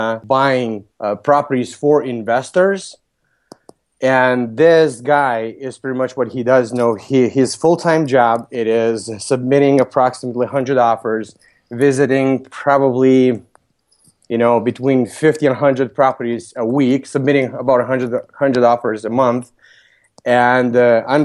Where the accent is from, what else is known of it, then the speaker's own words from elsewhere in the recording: Lithuania; moved away as an adult; also born or lived in Vilnius, Lithuania; now in Chicago, United States; Originally, I'm from Lithuania. I came to U.S. when I was 21. I transferred from Vilnius University to UIC